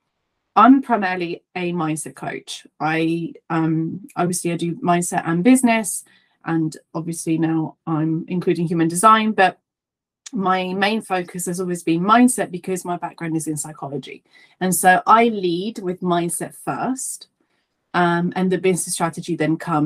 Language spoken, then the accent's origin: English; Italy; accent: Italian; now in Leighton Buzzard, United Kingdom; I'm Italian, so if you hear like a bit of a twang and you can't place, you know, what my accent is, I'm originally from Italy, but I now live in the UK